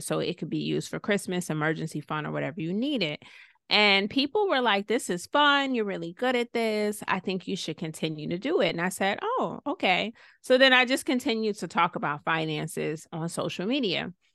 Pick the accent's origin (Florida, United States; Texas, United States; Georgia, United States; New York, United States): Georgia, United States; Clarkston; also born or lived in Savannah, Georgia; I was born in Savannah, raised in Clarkston, Stone Mountain area, and mostly lived with my mom